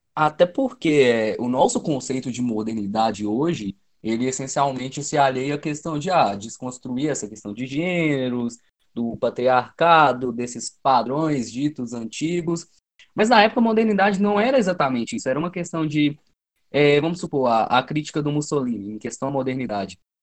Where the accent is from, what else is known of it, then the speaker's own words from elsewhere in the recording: Minas Gerais, Brazil; eu sou mineiro, eu tenho sigo essa cultura de Minas Gerais